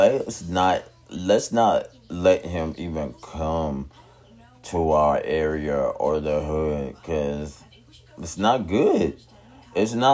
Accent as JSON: {"language": "English", "town": "Tulsa", "region": "Oklahoma", "country": "United States", "tie": "born or raised there", "said": "my hometown"}